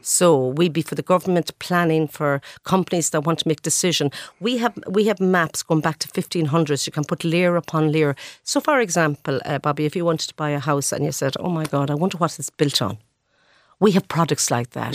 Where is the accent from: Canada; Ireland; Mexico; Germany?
Ireland; Glenamaddy, Connacht; born or raised there; also born or lived in Ballymote, County Sligo; now in Dublin, Ireland